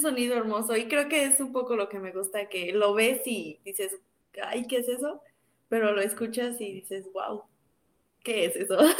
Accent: Cortazar, Guanajuato, Mexico; De Cortázar, Guanajuato

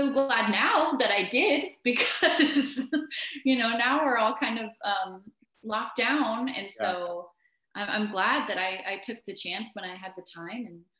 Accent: Washington, United States; I grew up here in the Pacific Northwest, Washington State, to be more specific. Mm-hmm. I moved around a lot when I was younger, though. So still around the Pacific Northwest area

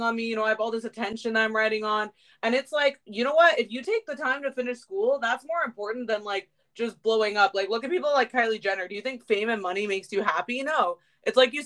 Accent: California, United States; I'm an American, I'm a Californian

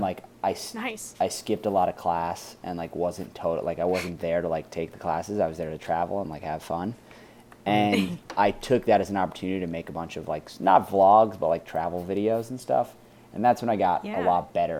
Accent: New York City, New York, United States; I was very lucky to be born and grow up in New York City

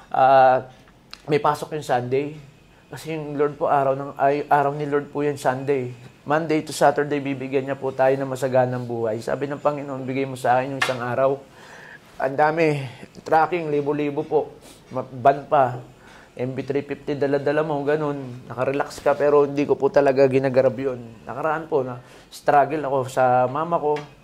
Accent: Pampanga, Philippines; moved away; also born or lived in Antipolo; kapampangan ako

